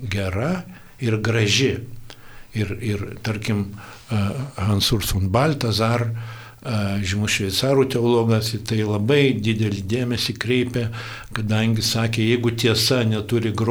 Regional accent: Lithuania; Mes lietuviai

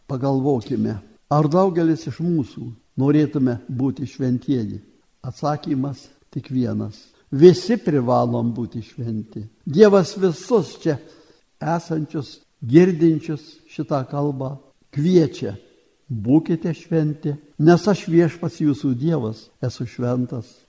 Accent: Lithuania; mes lietuviai gyvendami tarp didžiųjų tautų

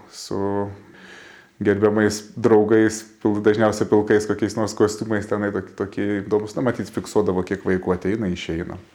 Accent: Tauragė, Tauragė County, Lithuania; mano gimtajame mieste, mano parapijoje Tauragėje

